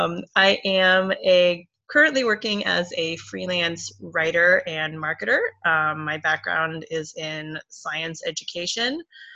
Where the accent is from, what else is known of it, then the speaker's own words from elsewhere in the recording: Columbus, Ohio, United States; now in Ann Arbor, United States; I am a Chinese American. I was born and raised in this country, but my parents are from Taiwan, moved here in the 70s for graduate school. I'm originally from Columbus, Ohio.